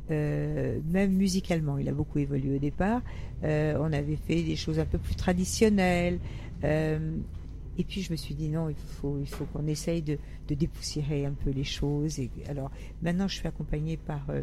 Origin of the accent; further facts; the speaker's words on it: Paris, Île-de-France, France; also born or lived in Italy / Nice / Cannes; Ah, alors j'ai un parcours euh, un peu atypique. J'étais à Paris, et puis je suis allée à une période en Italie, parce que j'ai un père qui est italien, donc j'ai été chez les grands-tantes. Ensuite, je suis, euh, j'étais pensionnaire à Nice, à Cannes.